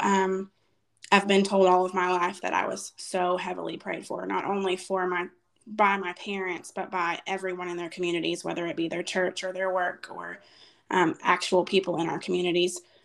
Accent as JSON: {"language": "English", "area": "after leaving the Waco area", "region": "Texas", "country": "United States", "tie": "born or raised there", "said": "when i was five we moved from the waco area to our current town"}